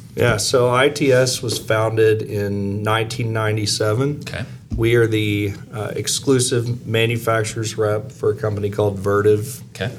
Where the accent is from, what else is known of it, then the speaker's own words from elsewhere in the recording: Arkansas, United States; moved away; also born or lived in Missouri; I am originally from Arkansas